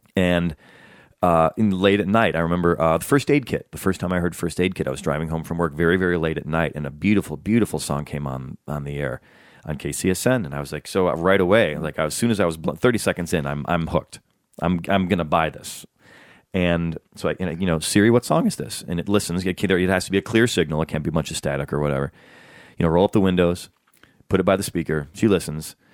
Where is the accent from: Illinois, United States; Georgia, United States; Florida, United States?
Illinois, United States; Chicago; now in Los Angeles, United States; I'm from Chicago